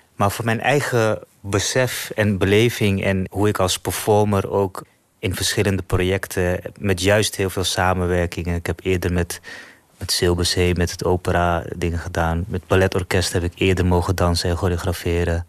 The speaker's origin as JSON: {"language": "Dutch", "country": "Netherlands", "tie": "born or raised there", "also_born_or_lived": "Suriname", "said": "Ik ben hier in Nederland opgegroeid, sinds mijn derde."}